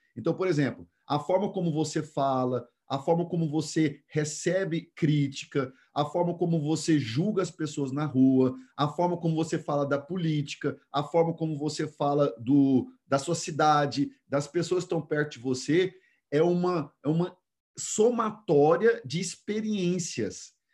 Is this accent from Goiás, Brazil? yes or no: yes; Goiânia, Goiás, Brazil; moved away; Nós morávamos que hoje em Goiânia é um dos lugares mais nobres